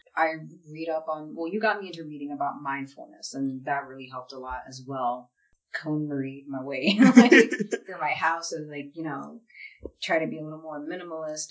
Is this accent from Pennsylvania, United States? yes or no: yes; Philadelphia, Pennsylvania, United States; I grew up in West Philadelphia